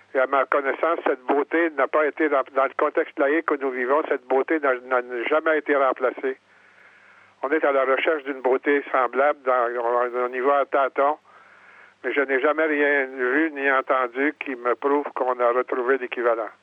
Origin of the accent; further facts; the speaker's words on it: Quebec, Canada; mon village natal